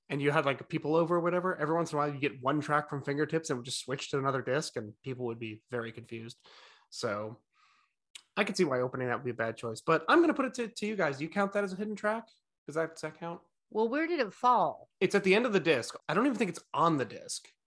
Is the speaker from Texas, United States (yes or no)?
no; Norwalk, Connecticut, United States; born there; But no, I was born in Norwalk, Connecticut.